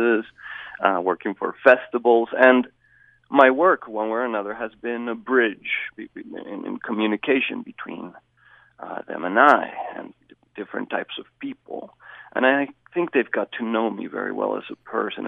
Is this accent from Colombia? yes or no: yes; Bogota, Colombia; now in Hyrum, United States; I am originally from Bogota, Colombia